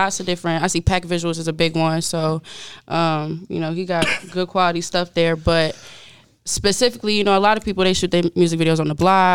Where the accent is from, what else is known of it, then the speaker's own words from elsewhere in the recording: Virginia, United States; I'm from Virginia. I'm living in Virginia